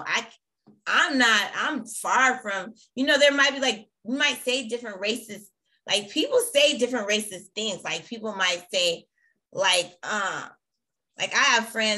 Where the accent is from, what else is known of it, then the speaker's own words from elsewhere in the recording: Bay Area, California, United States; I grew up in the Bay Area